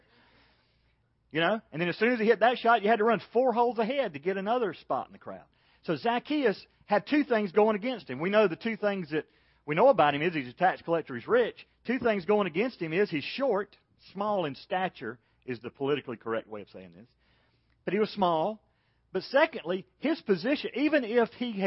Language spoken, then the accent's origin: English; Macon, Georgia, United States; I grew up in Macon, Georgia